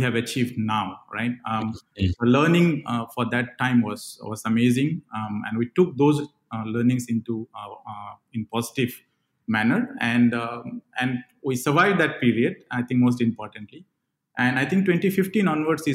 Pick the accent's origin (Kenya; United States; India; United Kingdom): India; Andaman and Nicobar Islands; moved away as an adult; also born or lived in Bangalore, India; I come from a place from India, a very small island called Andaman and Nicobar Islands